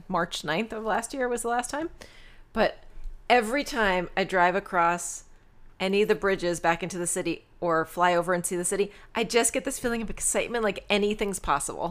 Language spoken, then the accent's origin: English; Rockland County, New York, United States; also born or lived in Long Island, New York / Flushing, Queens, New York; We lived in Queens, in Flushing, and then we moved up to Rockland County